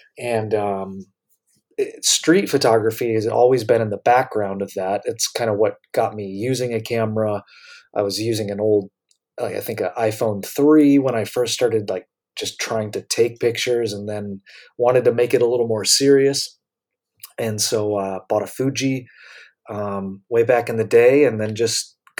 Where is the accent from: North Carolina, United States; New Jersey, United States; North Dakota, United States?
North Carolina, United States; also born or lived in Michigan / Florida; I was born in Michigan, grew up in between Florida and North Carolina. I moved around a lot, even though I don't have parents in the military. So I basically became an adult in North Carolina